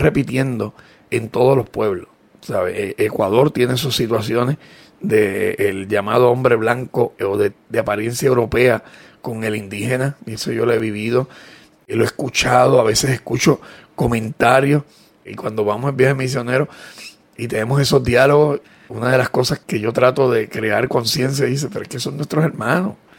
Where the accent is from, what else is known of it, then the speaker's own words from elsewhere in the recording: Puerto Rico; nos sentimos orgullosos de ser puertorriqueños